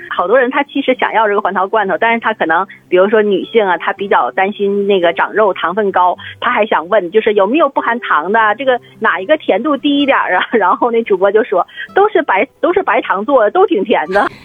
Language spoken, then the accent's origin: Chinese; Siping, Jilin, China; 小时候我是在那个吉林四平